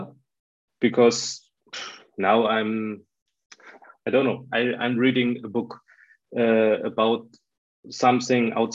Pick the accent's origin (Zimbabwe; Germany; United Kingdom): Germany; I'm from Germany